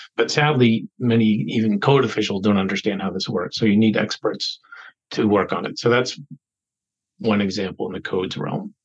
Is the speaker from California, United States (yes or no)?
no; Boston, Massachusetts, United States; I was born in Boston, grew up in an adjacent suburb.